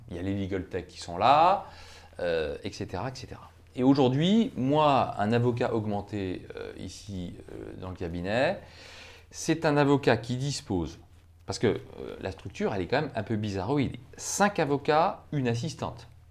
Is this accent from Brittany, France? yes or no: yes; Brittany, France; je suis breton